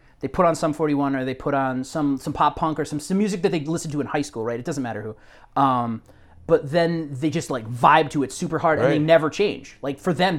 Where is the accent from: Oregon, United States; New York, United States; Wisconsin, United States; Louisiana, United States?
Wisconsin, United States; Stevens Point; my hometown of Stevens Point